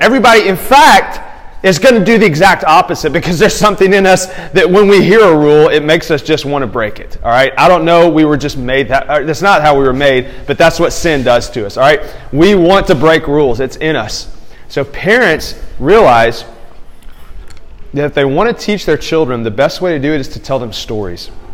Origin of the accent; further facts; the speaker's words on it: Tuscumbia, Alabama, United States; now in Houston, United States; my hometown. Like there's something about when I come into that town and visit it now that I live in Houston. When I come to Tuscumbia, Alabama